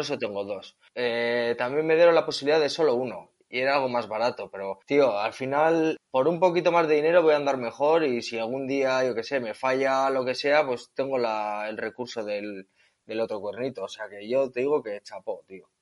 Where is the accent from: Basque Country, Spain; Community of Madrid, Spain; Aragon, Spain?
Basque Country, Spain; Etxebarri; soy un chico de Echevarri, un pueblecito cerca de Bilbao.